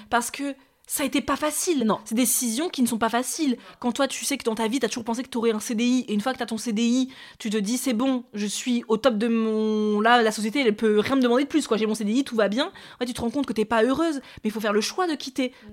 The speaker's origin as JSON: {"language": "French", "town": "Paris", "region": "Île-de-France", "country": "France", "said": "en tant que Parisienne"}